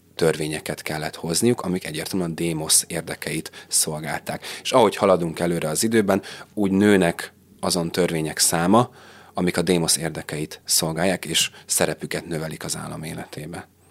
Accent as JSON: {"language": "Hungarian", "country": "Hungary", "said": "mi is innen tudjuk, hogy magyarok vagyunk, hiszen egy nyelvet beszélünk"}